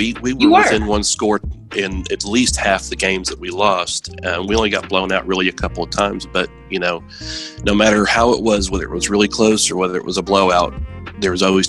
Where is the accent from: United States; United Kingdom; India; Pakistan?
United States; Chattanooga, Tennessee; now in McMinnville, United States; I'm 41. I'm originally from Chattanooga, Tennessee, and right now I reside in McMinnville, Tennessee.